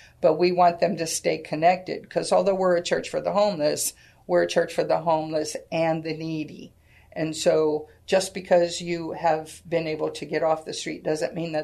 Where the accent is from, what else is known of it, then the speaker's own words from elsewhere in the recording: Sacramento, California, United States; now in San Antonio, United States; I was born and raised in Sacramento, California.